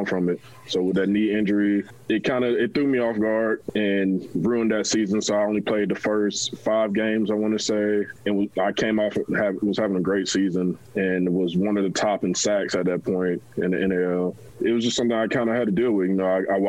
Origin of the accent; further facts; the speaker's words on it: Panama City, Florida, United States; moved away; also born or lived in Georgia; we're all from Panama City, Florida originally.